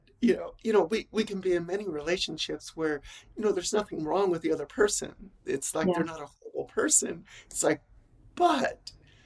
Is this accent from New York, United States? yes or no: no; Los Angeles, California, United States; moved away as an adult; now in Phoenix, United States; I'm born and raised in Los Angeles